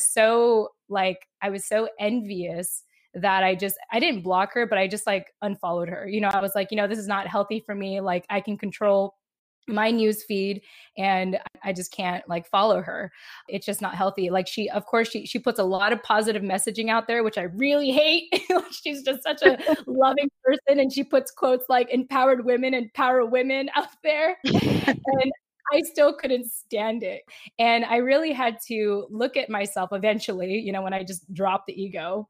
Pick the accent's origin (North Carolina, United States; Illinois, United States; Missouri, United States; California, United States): California, United States; San Diego; also born or lived in Japan; shortly after I lost my dad, we moved from Japan to San Diego. And in my elementary years and middle school years